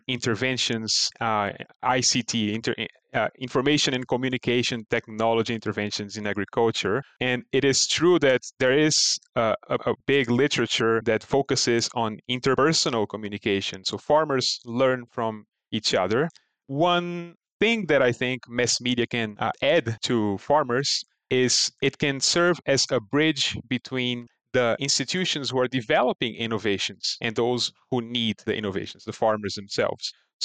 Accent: Brazil; moved away; my home country of Brazil

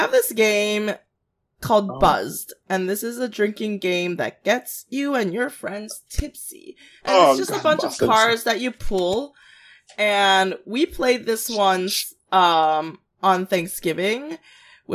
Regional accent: South Korea; I did high school in Korea

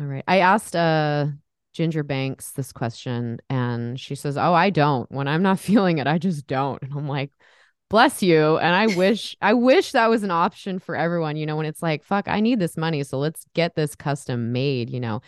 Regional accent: San Diego, California, United States; now in Portland, United States; I'm actually from San Diego area

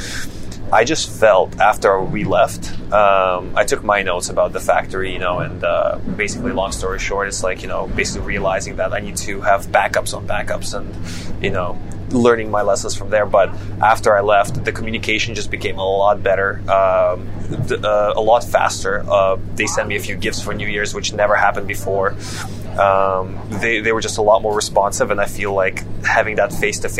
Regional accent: Canada; moved away as an adult; now in China; a Westerner growing up in Canada

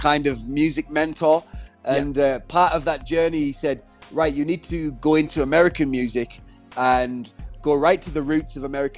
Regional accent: Middlesbrough, North East England, United Kingdom; moved away; my hometown, which was Middlesbrough

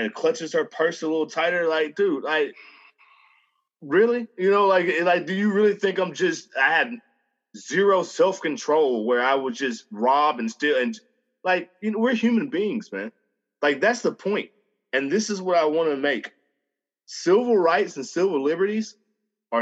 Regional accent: Montgomery, Alabama, United States; I grew up in Alabama my whole life

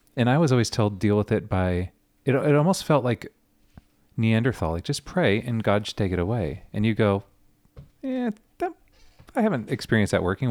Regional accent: Southern California, United States; growing up in Southern California, Friday nights, guitars on the beach with my youth group.

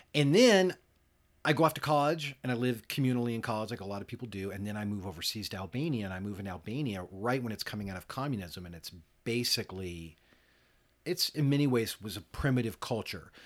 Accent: United States; as an American, as a, you know, middle class American

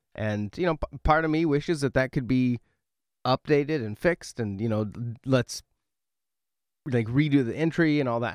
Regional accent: West Coast, United States; moved away; I grew up on the West Coast

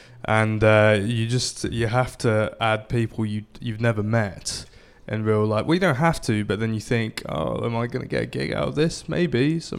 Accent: London, United Kingdom; I grew up in London.

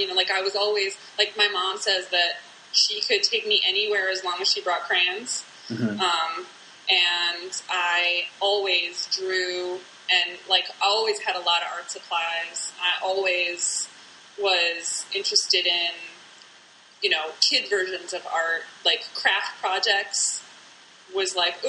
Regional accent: Detroit, Michigan, United States; also born or lived in Flint / Illinois; I actually am a Midwesterner. I mean, I grew up in Detroit as a little kid, and then moved to Flint, Michigan. when I was about middle school aged

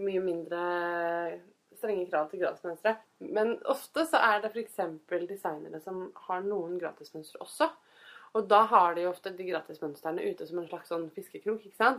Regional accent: Fredrikstad, Østfold, Norway; Jeg kommer fra Fredrikstad

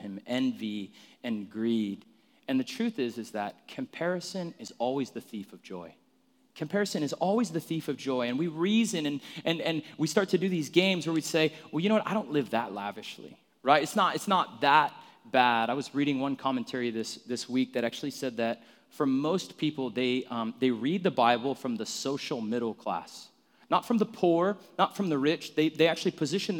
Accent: Phoenix, Arizona, United States; I grew up in Arizona, where I'm from, in like North Phoenix.

